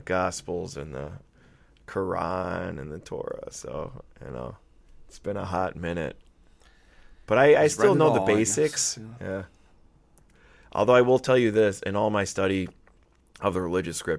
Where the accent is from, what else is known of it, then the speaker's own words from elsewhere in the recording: Janesville, Wisconsin, United States; moved away; in Janesville, Wisconsin, my hometown